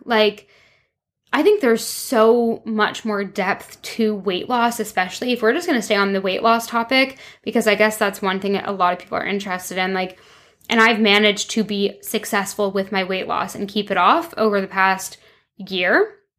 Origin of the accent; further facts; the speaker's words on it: Toronto, Ontario, Canada; moved away as an adult; also born or lived in London, England / France; now in Vancouver, Canada; I moved from Toronto to London, England when I was 18, lived there for five years